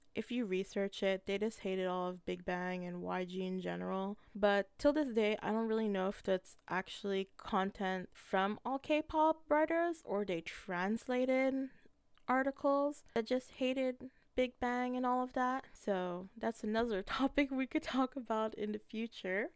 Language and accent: English; Canada; as a Filipino Canadian